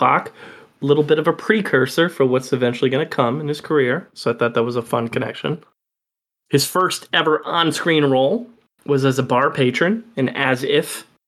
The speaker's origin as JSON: {"language": "English", "area": "Oakland County", "region": "Michigan", "country": "United States", "tie": "born or raised there", "said": "where I grew up in Oakland County is at a time was like the fourth or fifth most rich county in the country"}